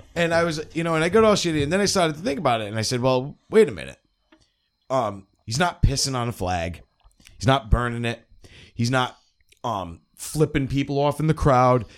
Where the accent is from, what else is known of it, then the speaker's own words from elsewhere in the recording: New England, United States; I grew up in New England my whole life